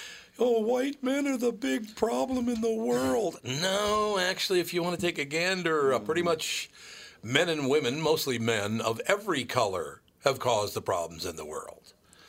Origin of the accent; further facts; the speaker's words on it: Minnesota, United States; we're from Minnesota.